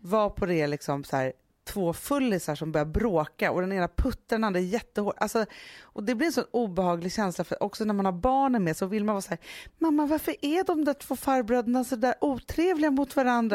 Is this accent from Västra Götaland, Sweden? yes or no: no; Stockholm, Stockholm County, Sweden; och då är jag uppvuxen på Söder